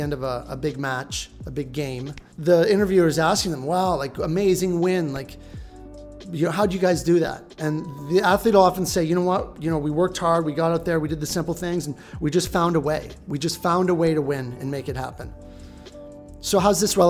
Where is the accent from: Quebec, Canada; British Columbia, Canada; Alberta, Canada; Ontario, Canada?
Ontario, Canada; just outside of Toronto, southwestern; now in Vancouver, Canada; I grew up just outside of Toronto and, you know, southwestern Ontario